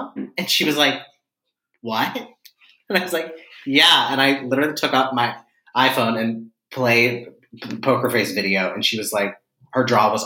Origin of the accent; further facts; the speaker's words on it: Pittsburgh, Pennsylvania, United States; moved away as an adult; now in New York, United States; I am originally from Pittsburgh, Pennsylvania, which is a place